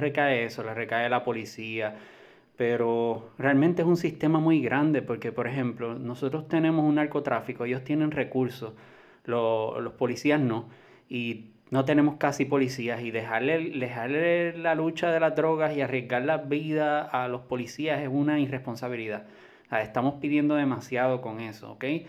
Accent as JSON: {"language": "Spanish", "country": "Puerto Rico", "said": "como puertorriqueño"}